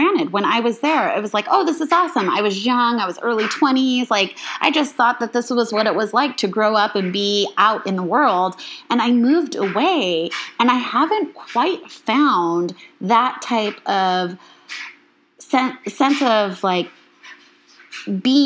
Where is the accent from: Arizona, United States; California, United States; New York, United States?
Arizona, United States; moved away; also born or lived in Chicago; I did not grow up in Chicago, and I was this girl from Arizona